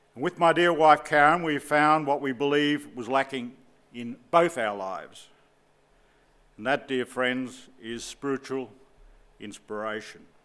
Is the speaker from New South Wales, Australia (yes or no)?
no; Southport, Queensland, Australia; I hail from Southport, Queensland